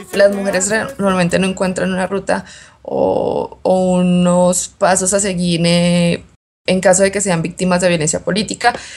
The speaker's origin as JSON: {"language": "Spanish", "country": "Colombia", "also_born_or_lived": "Bogotá", "said": "soy de Colombia, vivo en Bogotá"}